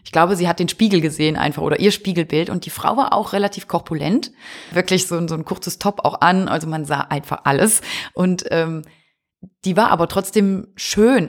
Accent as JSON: {"language": "German", "region": "Wallonia", "country": "Belgium", "said": "Ostbelgien, wir sind aus Ostbelgien"}